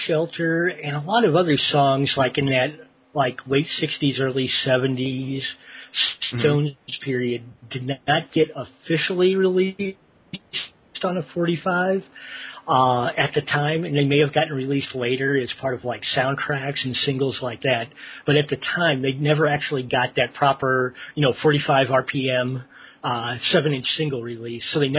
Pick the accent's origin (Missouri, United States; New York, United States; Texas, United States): Missouri, United States; St. Louis; moved away; I'm from the Midwest. I'm from St. Louis originally